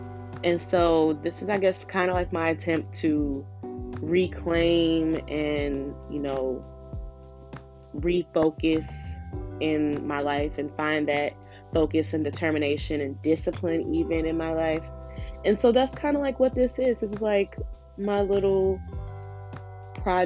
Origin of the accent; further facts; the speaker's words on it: Chicago, Illinois, United States; moved away as an adult; now in Philadelphia, United States; I was born and raised in Chicago on the South Side, and I actually currently live in Philly.